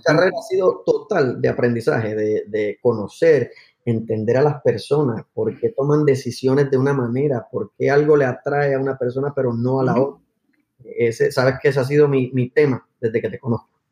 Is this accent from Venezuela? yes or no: no; Aguadilla, Puerto Rico; moved away as an adult; also born or lived in Palo Alto, California; soy de Puerto Rico, de un pueblo que se llama Aguadilla, en, el oeste de la isla. y llegué a Estados Unidos luego de high school